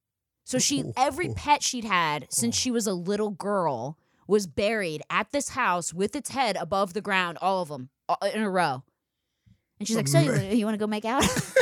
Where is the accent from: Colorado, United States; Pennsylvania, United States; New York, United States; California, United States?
Pennsylvania, United States; Philadelphia; I'm from Philadelphia. Obviously, I'm insane, so you can tell.